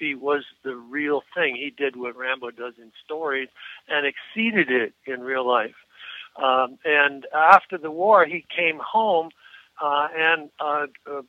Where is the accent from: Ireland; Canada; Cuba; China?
Canada; moved away as an adult; also born or lived in United States; as a Canadian citizen